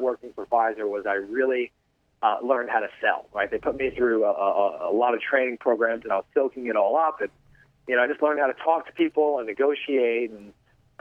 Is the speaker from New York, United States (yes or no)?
yes; New York, United States; moved away as an adult; also born or lived in Michigan; now in California, United States; I was originally from New York, went to college in Michigan